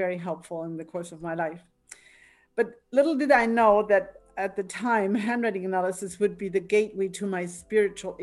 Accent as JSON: {"language": "English", "town": "Altenstadt", "region": "Bavaria", "country": "Germany", "tie": "born or raised there", "also_born_or_lived": "Victoria, BC, Canada", "second_language": "English", "moved": "as an adult", "lives_now": "Canada", "said": "I'm originally from Bavaria, you may hear an accent in my pronunciation"}